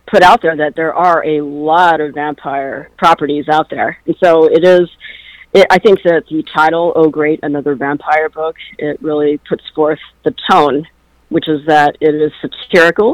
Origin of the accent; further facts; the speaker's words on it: Illinois, United States; moved away; I am from Illinois originally, so I probably should watch that one, being from the land of Lincoln